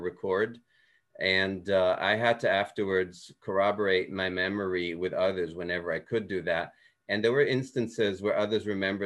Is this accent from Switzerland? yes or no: yes; Switzerland; moved away; I grew up in Switzerland and Swiss German is kind of a dialect